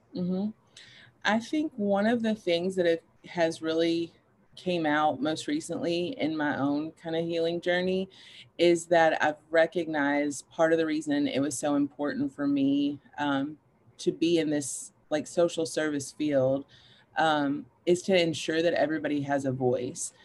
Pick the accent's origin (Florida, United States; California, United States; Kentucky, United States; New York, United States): Kentucky, United States; Paducah; moved away as an adult; now in Louisville, United States; I grew up in Paducah, Kentucky with my mom